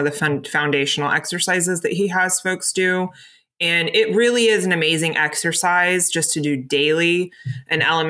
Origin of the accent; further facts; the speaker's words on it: Florida, United States; now in Pacific Northwest, United States; I grew up in Florida. I grew up in a hurricane zone